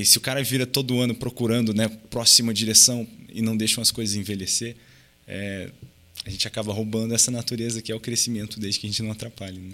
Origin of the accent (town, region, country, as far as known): Brazil; moved away; also born or lived in United States